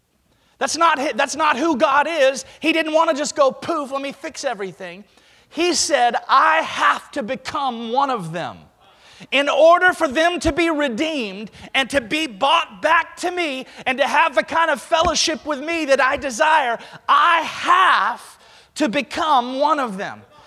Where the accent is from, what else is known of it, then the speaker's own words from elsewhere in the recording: Alabama, United States; I grew up in Alabama